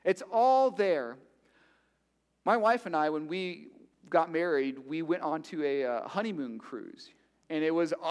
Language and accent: English; Miami, Florida, United States; I'm from Miami.